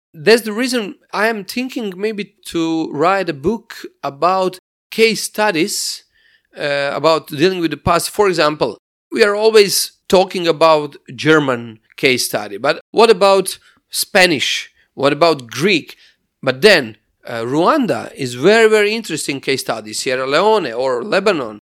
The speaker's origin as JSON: {"language": "English", "town": "Sisak", "region": "Sisak-Moslavina County", "country": "Croatia", "second_language": "English", "said": "I'm from Sisak. It is a town fifty kilometers from, from Zagreb"}